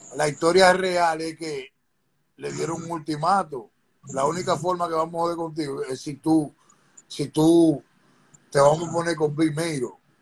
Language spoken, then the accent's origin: Spanish; New York City, New York, United States; also born or lived in Dominican Republic; yo vengo de Corona, Queens